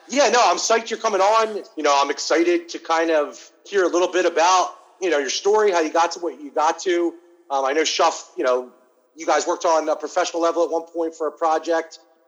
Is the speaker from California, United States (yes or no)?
yes; California, United States; So, we're from California.